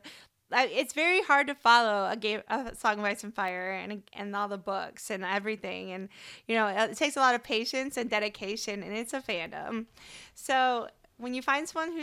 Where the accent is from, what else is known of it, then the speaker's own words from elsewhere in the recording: Michigan, United States; also born or lived in Miami, Florida; now in Houston, United States; we grew up both in Michigan